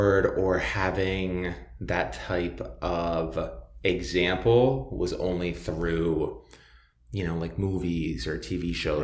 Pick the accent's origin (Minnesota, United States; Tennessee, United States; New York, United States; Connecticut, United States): Connecticut, United States; Putnam; moved away as an adult; also born or lived in Orlando, Florida; now in South Florida, United States; I am actually originally from New England, and I grew up in Connecticut my entire life